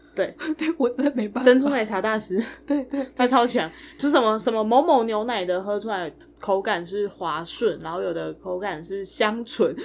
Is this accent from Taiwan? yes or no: yes; Taiwan; 我们台湾人